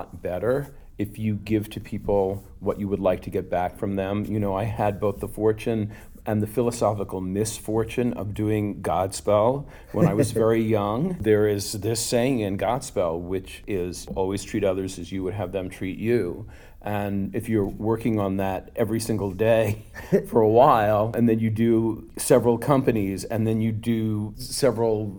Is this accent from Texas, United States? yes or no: no; Long Island, New York, United States; I'm a Long Island Jewish boy. You know, I grew up close to New York City